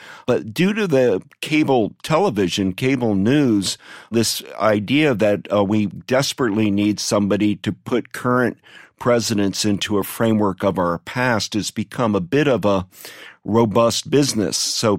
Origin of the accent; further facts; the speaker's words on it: Ohio, United States; I grew up in Ohio, and one of our bragging rights, we call the state the mother of presidents.